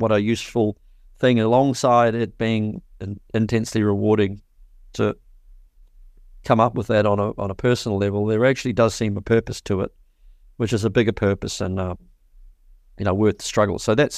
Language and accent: English; Te Awamutu, Waikato, New Zealand; Where I grew up in Te Awamutu, in the Waikato in New Zealand, there was really hardly any bands at all.